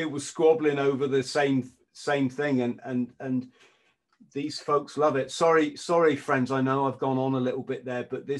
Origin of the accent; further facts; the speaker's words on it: England, United Kingdom; I'm an Englishman